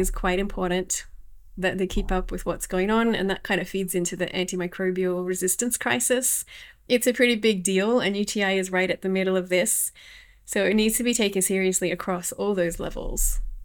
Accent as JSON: {"language": "English", "country": "Australia", "moved": "as an adult", "lives_now": "Ljubljana, Slovenia", "said": "I'm from Australia and I live in the tropics. I lived in the tropics there"}